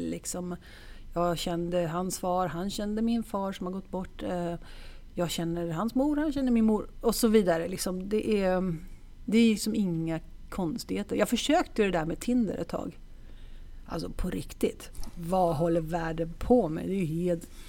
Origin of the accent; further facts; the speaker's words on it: Stockholm, Stockholm County, Sweden; also born or lived in Italy / Gothenburg; jag är faktiskt jag är född i Stockholm